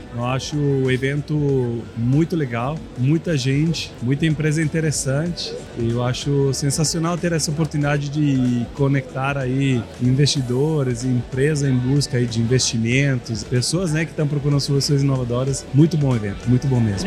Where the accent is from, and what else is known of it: Italy; Portuguese is a second language; moved away as an adult; now in Brazil